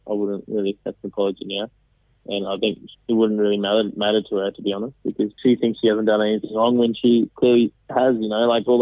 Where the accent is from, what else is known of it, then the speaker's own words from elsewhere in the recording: Sri Lanka; I'm from Sri Lanka